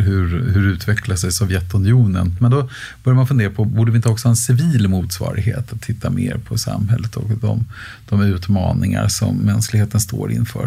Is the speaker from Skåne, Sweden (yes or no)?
no; Stockholm, Stockholm County, Sweden; Jag har bott och arbetat inom en radie av en komma två mil i hela mitt liv. Eh, så jag är inte så järv rent, rent, eh, geografiskt, utan, eh, så jag har bott, eh, på Nybehov och sen har jag bott i Älvsjö och Örby och Västertorp.